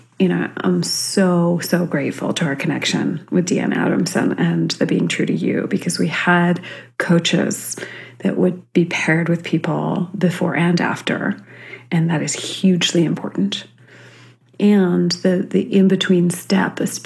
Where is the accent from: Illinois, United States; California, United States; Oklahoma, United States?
California, United States; Central; I was growing up in Central California, very conservative area